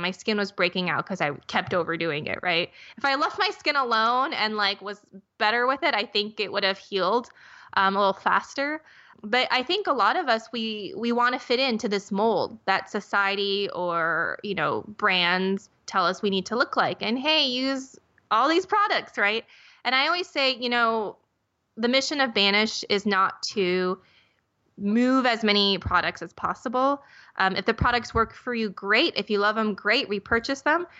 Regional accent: Minnesota, United States; I grew up in Minnesota

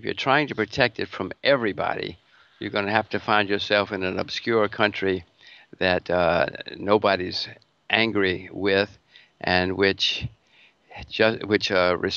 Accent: United States; I'm an American citizen

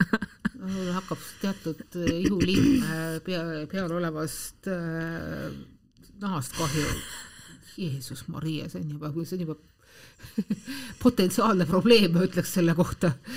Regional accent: Tallinn, Harju County, Estonia; ma olen pärit Tallinnas ja elan Tallinnas

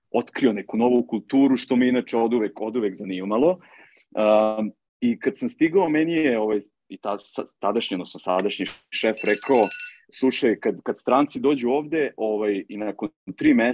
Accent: Serbia; moved away as an adult; now in Seychelles; Ja sam, ja sam otišao iz Srbije avanture radi.

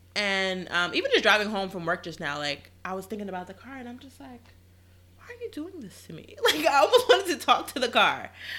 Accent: Queens, New York, United States; And we come from Queens.

